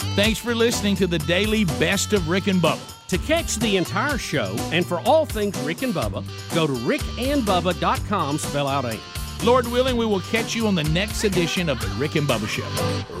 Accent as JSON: {"language": "English", "town": "Jacksonville", "region": "Alabama", "country": "United States", "tie": "born or raised there", "said": "my hometown Jacksonville"}